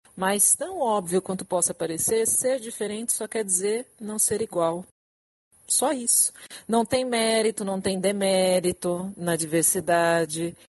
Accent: São Paulo, Brazil; moved away as an adult; now in Rio de Janeiro, Brazil; eu sou de São Paulo, estou morando no Rio, vai fazer menos um ano

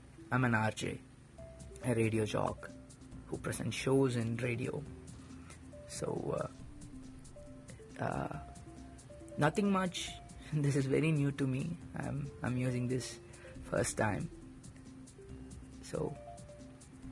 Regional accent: India; I'm from India

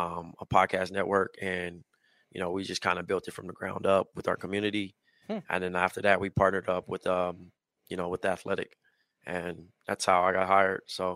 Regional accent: Compton, California, United States; now in Brooklyn, United States; I'm from Compton. I'm from the West Coast.

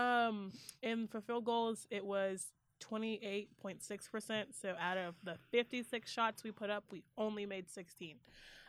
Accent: Houston, Texas, United States; I'm from Houston

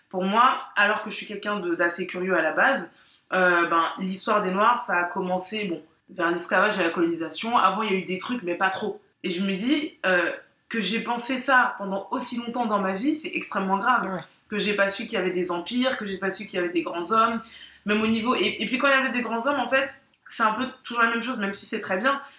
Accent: Guadeloupe; moi, je suis guadeloupéenne. Je suis née et j'ai grandi ici, mais, mais je suis guadeloupéenne.

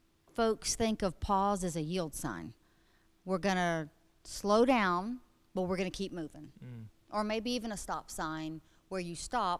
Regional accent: Atlanta, Georgia, United States; Born in Atlanta, Georgia, Crawford Long Hospital.

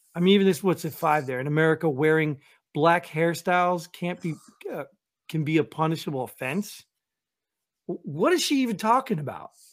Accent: United States; as an American

